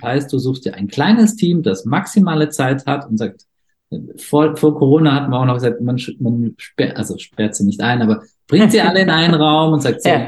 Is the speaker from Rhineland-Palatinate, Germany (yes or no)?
no; foot of the Swabian Jura, Baden-Württemberg, Germany; Ich bin im Süddeutschland geboren, am Fuße der Schwäbischen Alb